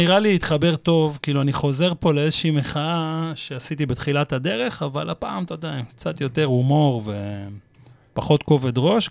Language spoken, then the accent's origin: Hebrew; Petah Tikva, Central District, Israel; now in Kiryat Ono, Israel; השכונה של פעם, כאילו, שאני גדלתי אה. בפתח תקווה